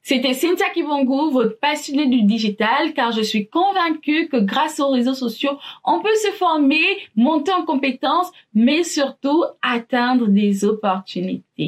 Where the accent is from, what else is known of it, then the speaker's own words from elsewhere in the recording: Gabon; Je suis gabonaise